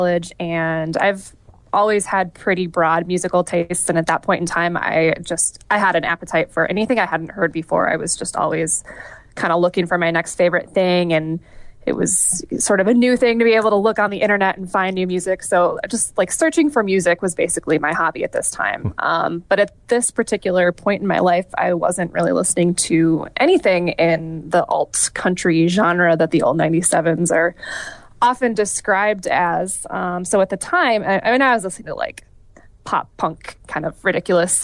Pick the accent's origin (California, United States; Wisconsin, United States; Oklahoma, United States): Wisconsin, United States; northeastern; born or raised there; also born or lived in Iowa